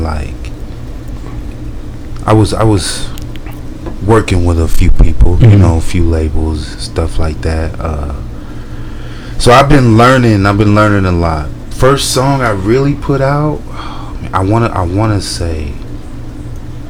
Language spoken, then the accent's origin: English; Lincoln, Nebraska, United States; now in Colorado, United States; I'm originally from Nebraska